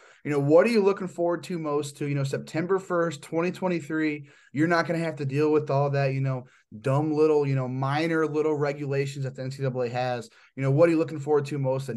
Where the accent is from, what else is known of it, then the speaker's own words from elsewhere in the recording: Midwest, United States; I'm from the Midwest